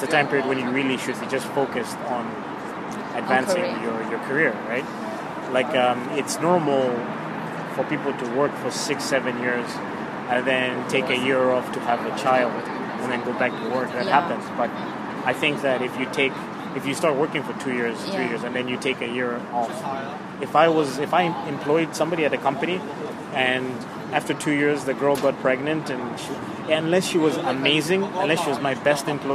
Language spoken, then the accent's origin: English; Zambia; moved away; I'm originally from Zambia, southern Africa.